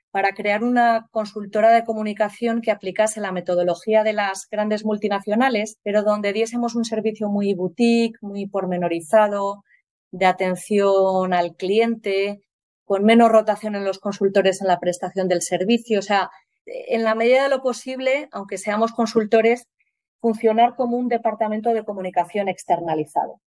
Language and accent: Spanish; Santander, Cantabria, Spain; born there; Aquí estoy en, Santander, en mi, bueno, en mi ciudad natal y, nada, pasando unos días en mi casa de aquí de Santander.